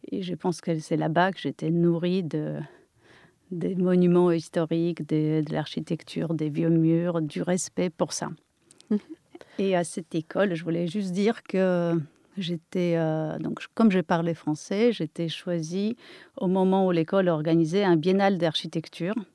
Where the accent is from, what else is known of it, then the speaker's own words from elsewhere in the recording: near Kraków, Lesser Poland, Poland; accent: Polish; French is a second language; moved away as an adult; now in France; polonaise, euh, née en Pologne, euh, et je suis restée là-bas jusqu'à l'âge de 21 ans. C'était où en Pologne C'était dans le sud de la Pologne, pas loin de Cracovie, un peu vers les petites montagnes. Euh, j'ai vécu dans un pays communiste